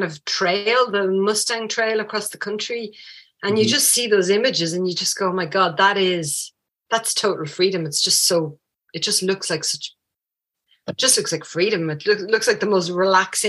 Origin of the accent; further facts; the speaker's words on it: Paris, Île-de-France, France; also born or lived in rural Ireland; now in Ireland; I actually grew up in France. I grew up in Paris. So Downtown Paris, there were no horses